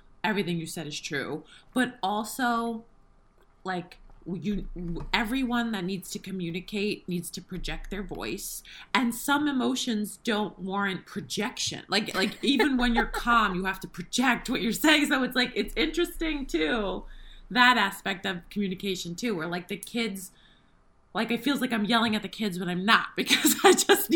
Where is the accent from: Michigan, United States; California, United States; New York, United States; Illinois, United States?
New York, United States; I am Italian and from New York